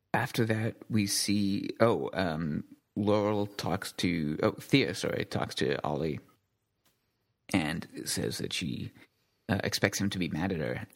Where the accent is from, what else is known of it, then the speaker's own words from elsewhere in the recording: United Kingdom; I'm British